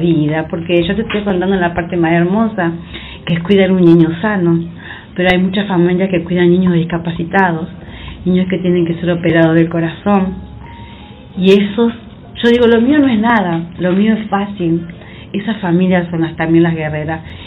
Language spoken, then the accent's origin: Spanish; Villa Carlos Paz, Córdoba, Argentina; yo como soy de Carlos Paz